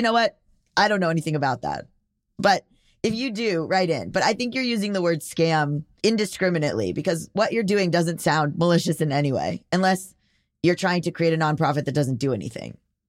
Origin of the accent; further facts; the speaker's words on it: Germany; English is a second language; moved away as an adult; I'm from Germany and I lived in the US for a while, teaching German at an American college.